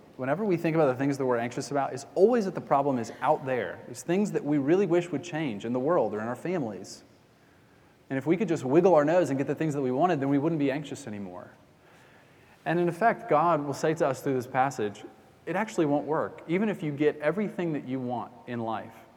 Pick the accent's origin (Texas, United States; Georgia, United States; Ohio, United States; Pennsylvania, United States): Georgia, United States; Atlanta; we got a Bass Pro Shop near where I grew up in Atlanta